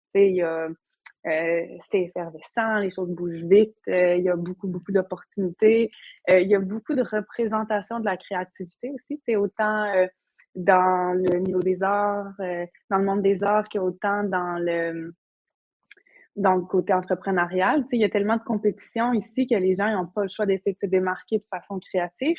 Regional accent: Havre-Saint-Pierre, Quebec, Canada; moved away as an adult; also born or lived in Montreal; je viens du Havre, j'ai grandi là

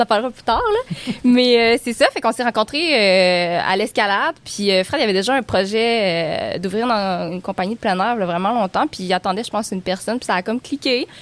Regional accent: Baie-Comeau, Quebec, Canada; j'ai grandi à Bécomo.

